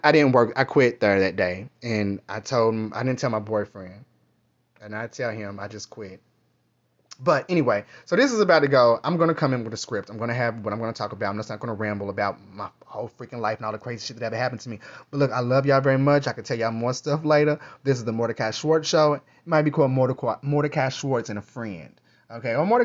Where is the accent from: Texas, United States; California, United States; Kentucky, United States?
Kentucky, United States; moved away; also born or lived in New York; I'm from Kentucky